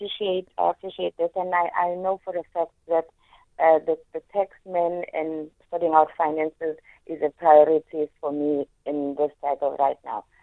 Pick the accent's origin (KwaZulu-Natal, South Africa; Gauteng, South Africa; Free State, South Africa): KwaZulu-Natal, South Africa; Durban; and I was born on the 28th of July, 1968. I was born in Durban